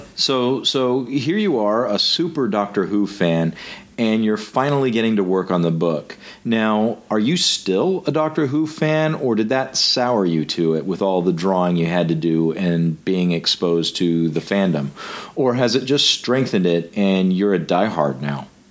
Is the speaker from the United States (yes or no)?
yes; United States; being an American